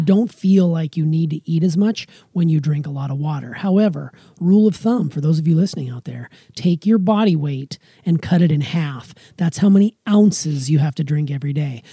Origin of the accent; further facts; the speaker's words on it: Montana, United States; moved away; also born or lived in Wisconsin; where I grew up in Montana